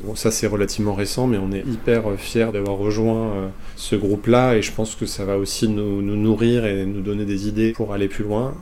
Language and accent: French; Bordeaux, Nouvelle-Aquitaine, France; moved away as an adult; also born or lived in Germany / United States; now in Paris, France; on est des Bordelais d'origine